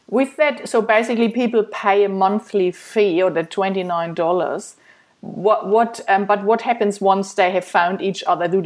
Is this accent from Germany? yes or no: yes; Germany; moved away as an adult; after I um, I came from Germany seven years ago, and then I started.